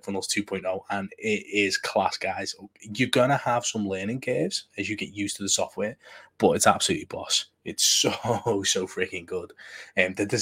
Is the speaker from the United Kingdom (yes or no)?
yes; United Kingdom; Being British